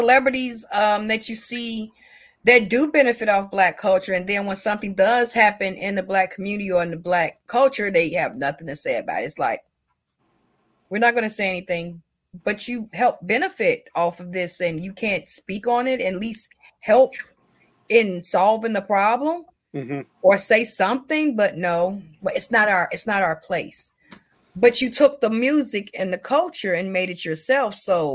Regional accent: Chicago, Illinois, United States; We come from Chicago

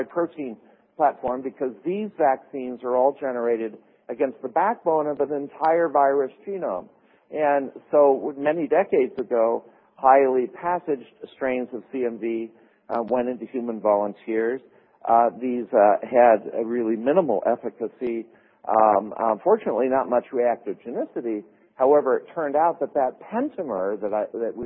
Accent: Minnesota, United States; I'm from Minnesota

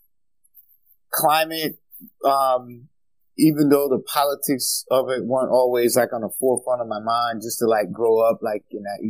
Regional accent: Mississippi Delta, United States; now in Rhode Island, United States; I grew up in the Mississippi Delta, what I call Fannie Lou Hamer country

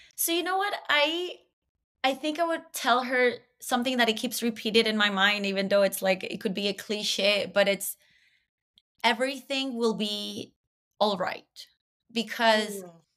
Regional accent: Caracas, Capital District, Venezuela; moved away as an adult; now in Toronto, Canada; I am from Venezuela, Caracas, Venezuela. I moved to Toronto eight years ago when I was 27, all by myself.

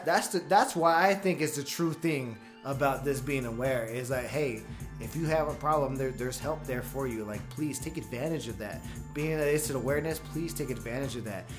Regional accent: California, United States; I grew up in California

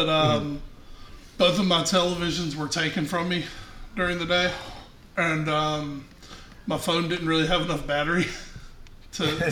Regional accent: the South, United States; I'm from the South

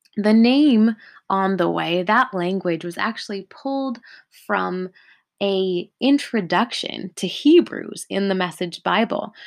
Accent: California, United States; I'm living in Southern California at the moment, and I was born and raised here in California.

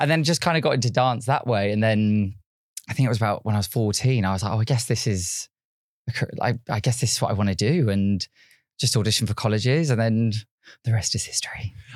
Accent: Yateley, South East England, United Kingdom; so I was born and raised in Yately, which is a small town, not many people have really heard of, but it's near, like, Basingstoke, Reading

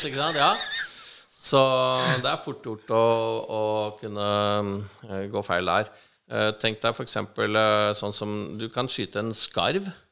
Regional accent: Gjøvik, Innlandet, Norway; moved away as an adult; also born or lived in United States; now in Oslo, Norway; Jeg er oppvokst på Gjøvik eh, fra jeg var liten til jeg var eh, noen og tjue og flytta til Oslo

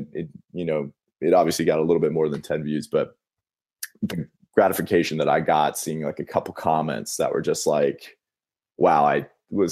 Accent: Boca Raton, Florida, United States; also born or lived in San Francisco, California; now in Tempe, United States; I'm actually from Florida

